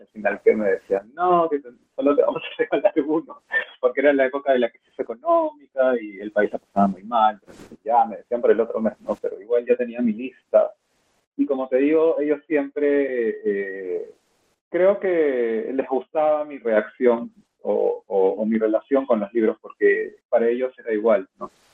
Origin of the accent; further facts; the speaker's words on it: Peru; also born or lived in Lima / Boston; soy peruano